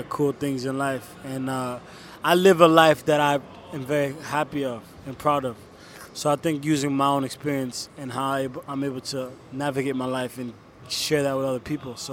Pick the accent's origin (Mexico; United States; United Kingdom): United States; New York; also born or lived in Paris, France / Congo; I moved to the States when I was around 5 or 6.